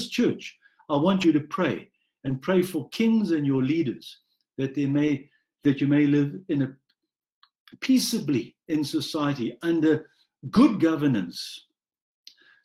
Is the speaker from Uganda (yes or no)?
no; South Africa; a white South African born and raised in South Africa under apartheid